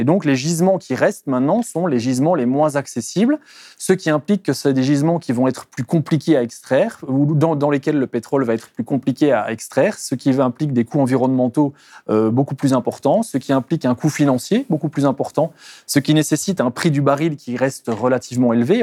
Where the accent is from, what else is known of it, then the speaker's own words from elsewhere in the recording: Belgium; je viens, de Belgique